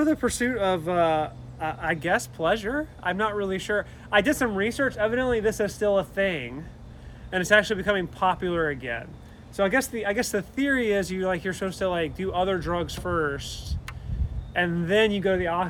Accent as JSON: {"language": "English", "region": "Virginia", "country": "United States", "said": "I'm from Virginia"}